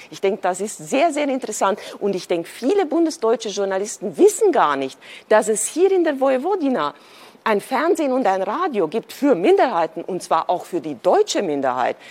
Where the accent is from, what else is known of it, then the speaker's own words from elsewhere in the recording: Transylvania, Romania; moved away as an adult; also born or lived in Munich, Germany; now in Berlin, Germany; Ich bin äh, tatsächlich auch in einem plurikulturellen Land geboren, äh, nämlich in Rumänien. Ich komme aus Siebenbürgen